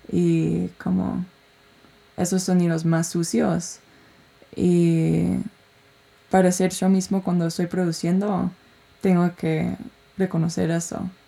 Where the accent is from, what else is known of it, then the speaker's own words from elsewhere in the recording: United States; Spanish is a second language; moved away; cómo puedo expresarme viviendo, siendo gringa, pero hace cinco años que no vivo en Estados Unidos y, y expresándome en, mi presente.